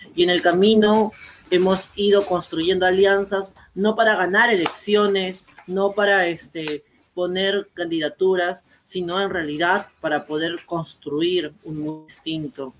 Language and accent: Spanish; Peru; en mi país de Perú